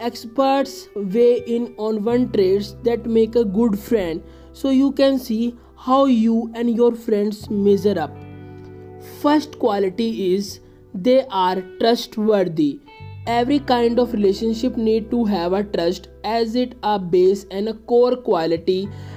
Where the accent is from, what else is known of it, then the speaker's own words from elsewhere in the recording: India; I am from India